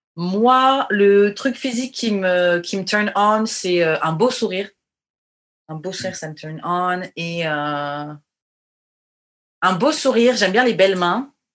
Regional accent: France; j'ai grandi en France

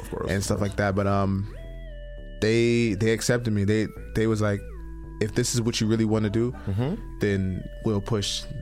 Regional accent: Brooklyn, New York, United States; I'm from Brooklyn, New York, and I'm one of the pioneers of a style called FDM, which is flex dance music.

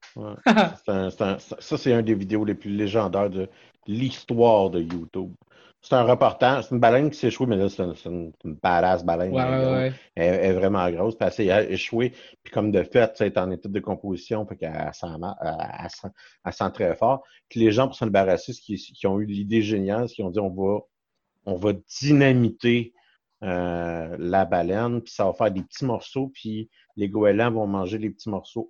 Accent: Saint-Hyacinthe, Quebec, Canada; je suis né à saint diacinthe

